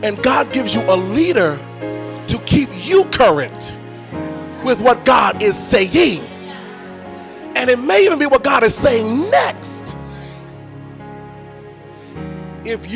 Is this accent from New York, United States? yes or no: yes; New York, United States; accent: New York; I'm from New York. We say submitting.